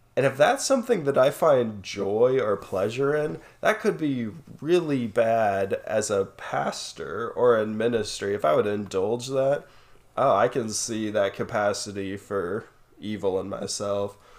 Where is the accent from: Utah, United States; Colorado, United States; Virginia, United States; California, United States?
Colorado, United States; Colorado Springs; we were growing up in Colorado Springs